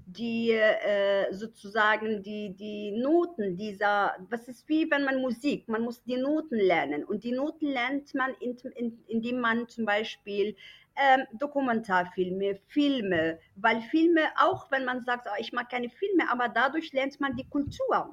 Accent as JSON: {"language": "German", "country": "Germany", "tie": "born or raised there", "moved": "as an adult", "lives_now": "Morocco", "said": "ich bin da aufgewachsen, ich habe über 20 Jahre in Deutschland gelebt und dann war irgendwann die Idee, doch nach Marokko zurück."}